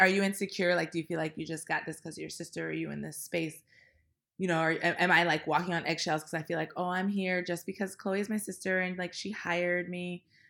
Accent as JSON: {"language": "English", "town": "Washington", "region": "District of Columbia", "country": "United States", "also_born_or_lived": "New York City", "moved": "yes", "lives_now": "Los Angeles, United States", "said": "I am from Washington, D C. I currently live in Los Angeles and New York City"}